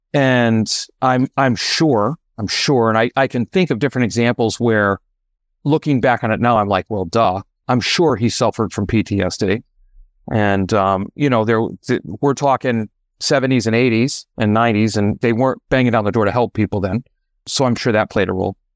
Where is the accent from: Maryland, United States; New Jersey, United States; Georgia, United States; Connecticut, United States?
Connecticut, United States; moved away as an adult; also born or lived in Oregon; now in Massachusetts, United States; I am originally from Oregon, and I now reside in Massachusetts by way of Connecticut.